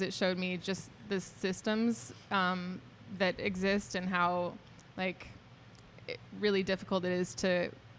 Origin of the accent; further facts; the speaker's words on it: Lee's Summit, Missouri, United States; also born or lived in Independence, Missouri / Japan; now in Kansas City, United States; I'm from Kansas City. I grew up in Lee's Summit, and then my family moved to Independence in high school